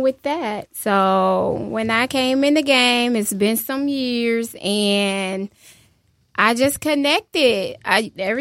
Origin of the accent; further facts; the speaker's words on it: Detroit, Michigan, United States; I am from the D